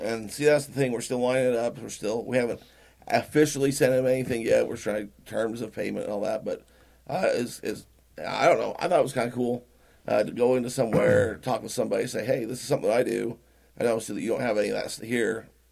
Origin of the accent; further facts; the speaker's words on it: Utah, United States; we're from Utah.